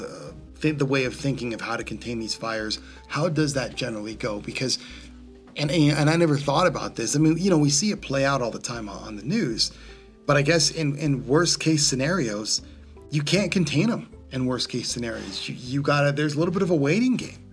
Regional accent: Southern California, United States; growing up in Southern California

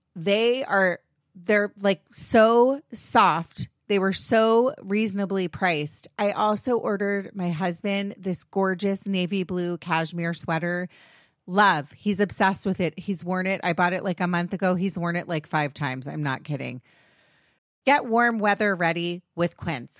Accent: United States; I'm American. I have the most annoying accent on the planet.

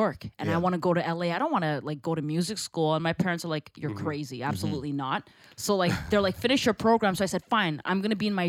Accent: Toronto, Ontario, Canada; we're all first generation Canadian, or that's a very common thing in Toronto

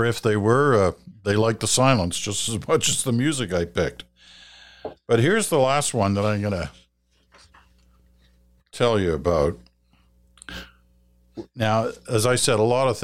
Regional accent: United Kingdom; now in Canada; I'm a Brit. I was born in Britain.

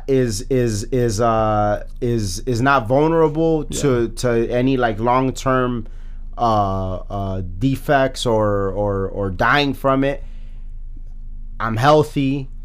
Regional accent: Chicago, Illinois, United States; we're born and bred in Chicago

